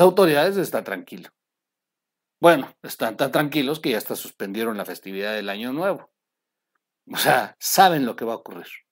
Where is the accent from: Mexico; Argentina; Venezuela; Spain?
Mexico; somos los mexicanos